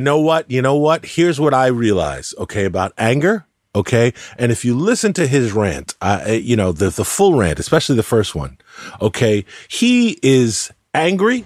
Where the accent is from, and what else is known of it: United States